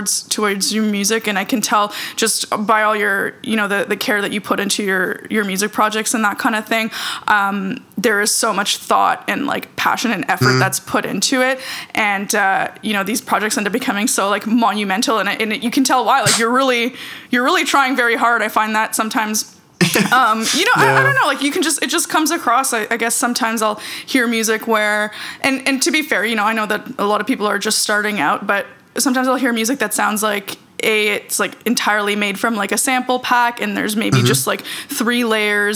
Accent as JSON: {"language": "English", "town": "Toronto", "region": "Ontario", "country": "Canada", "tie": "born or raised there", "also_born_or_lived": "Ukraine / Israel", "said": "I was born in Ukraine and then we moved to Israel and lived in Israel for a few years and then moved to Toronto from there"}